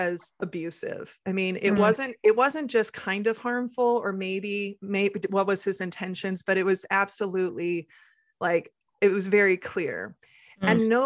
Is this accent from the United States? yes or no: yes; Midwest, United States; I come from generations, especially growing up in the Midwest and, you know, our Midwest nice